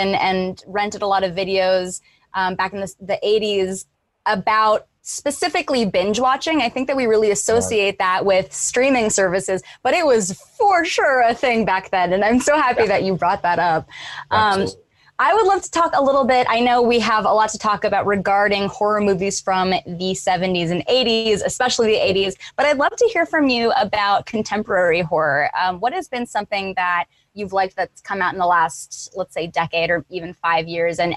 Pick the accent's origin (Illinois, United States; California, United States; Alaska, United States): California, United States; San Jose; born or raised there